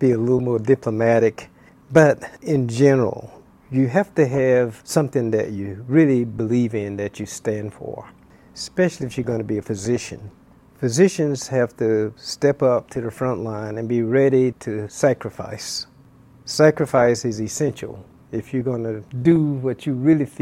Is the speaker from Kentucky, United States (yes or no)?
no; Florida, United States; now in Hawaii, United States; I grew up in Florida